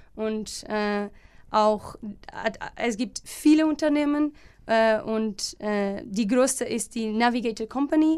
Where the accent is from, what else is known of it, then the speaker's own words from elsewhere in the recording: Alcobaça, Leiria District, Portugal; German is a second language; moved away as an adult; now in Germany; ich komme aus Portugal, ähm, genauer aus Alcobaça